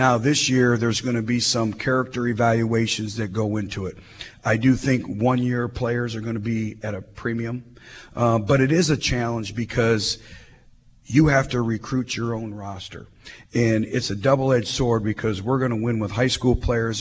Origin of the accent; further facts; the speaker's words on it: Michigan, United States; moved away; I grew up in Michigan